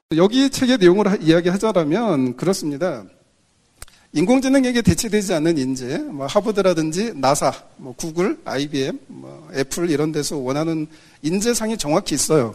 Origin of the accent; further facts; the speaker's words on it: Jeonju, North Jeolla, South Korea; 저는 사실 그 전라도 출신이에요. 제 아내도 전라도고